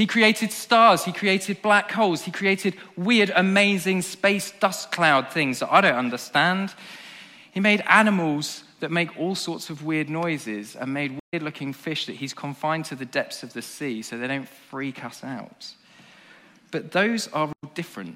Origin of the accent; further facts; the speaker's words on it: England, United Kingdom; as an Englishman